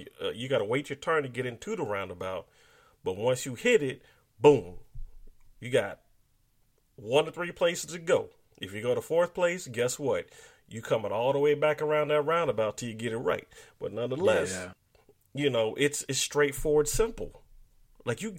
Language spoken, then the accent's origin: English; United States; being black American people